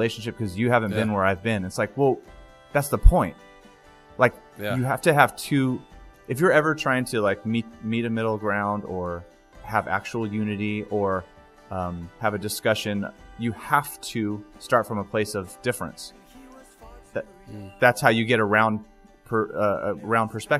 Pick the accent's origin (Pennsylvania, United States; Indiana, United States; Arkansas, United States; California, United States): California, United States; Stockton; I grew up in Stockton, California